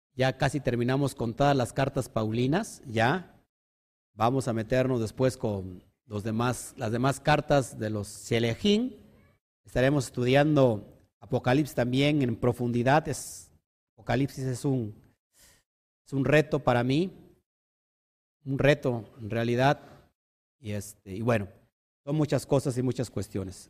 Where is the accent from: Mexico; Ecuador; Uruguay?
Mexico; como mexicanos